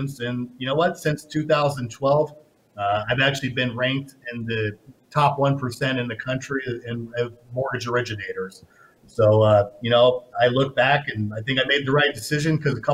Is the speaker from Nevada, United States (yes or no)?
yes; Las Vegas, Nevada, United States; I'm born and raised in Vegas